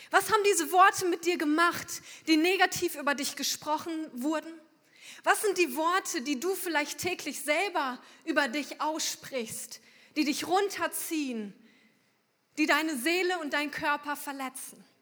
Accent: Unna, North Rhine-Westphalia, Germany; extra angereist sind aus Unna. Es wird euch wahrscheinlich sehr wenig sagen, aber das ist der Ort, wo ich herkomme. 200 Kilometer ungefähr von hier.

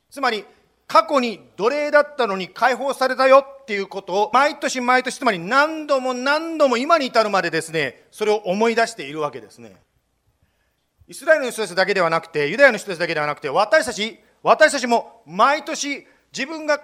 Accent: Japan; 私はですね日本で生まれましたでもその私は全然その宗教と全く関係のない環境の中で生まれましたもちろん日本人ですからですね、まあ、仏教っていうんですかね

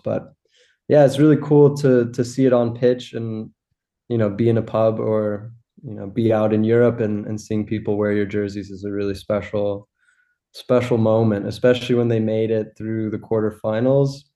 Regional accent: Los Angeles, California, United States; moved away as an adult; also born or lived in Rhode Island / Boston; now in Germany; I grew up in Los Angeles.

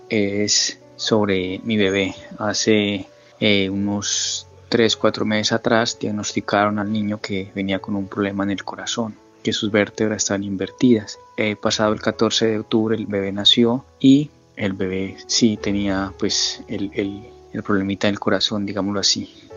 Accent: Colombia; now in Linden, United States; soy colombiano y en estos momentos vivo en New Jersey, Linden, New Jersey

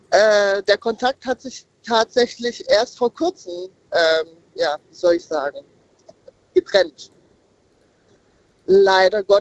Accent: Odenwald, Germany; Ich komme aus dem Odenwald.

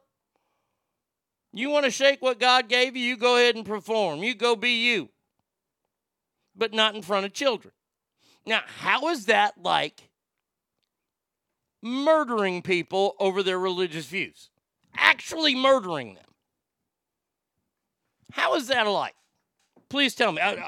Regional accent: Texas, United States; my home state here in Texas.

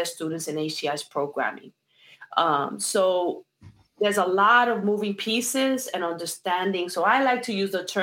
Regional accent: New York City, New York, United States; also born or lived in Puerto Rico (ancestry); now in New Jersey, United States; My parents are from Puerto Rico, but I was born and raised in New York City. So I'm a New York. I consider myself a New York Rican

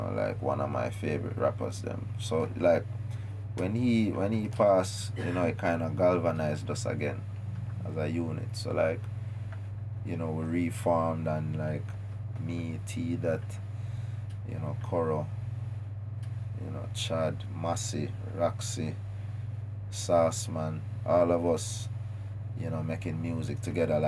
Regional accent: Jamaica; Jamaica, we have a collective ego

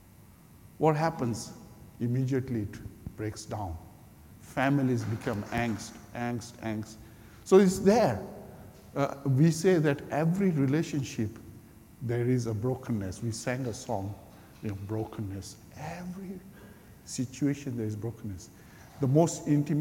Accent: Kenya; moved away as an adult; I'm Kenyan-born Indian. Gujarati Hindu background believer. And I became believer in Kenya some almost 40 years ago. And I followed Jesus and then I came here

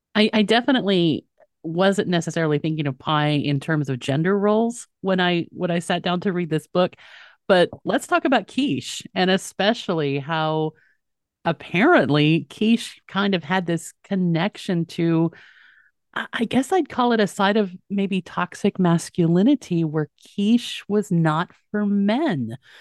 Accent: Texas, United States; where I grew up in Texas

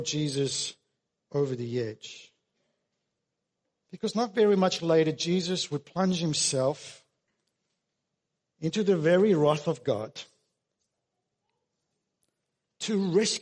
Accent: Australia; us as Australian Christians

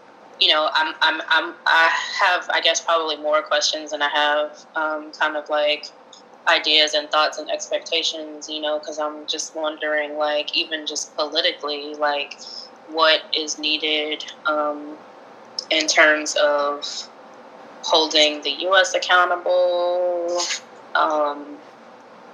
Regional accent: United States; we are coming from the United States

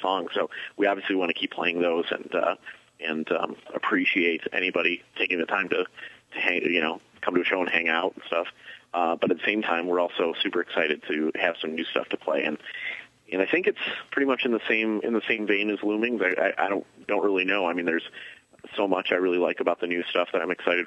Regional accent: Milwaukee, Wisconsin, United States; now in Chicago, United States; I grew up in Milwaukee.

